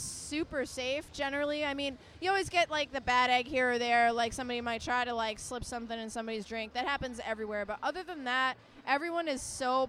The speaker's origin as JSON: {"language": "English", "town": "Boston", "region": "Massachusetts", "country": "United States", "tie": "born or raised there", "also_born_or_lived": "Providence", "moved": "yes", "said": "I'm from Providence, but originally I grew up in Boston"}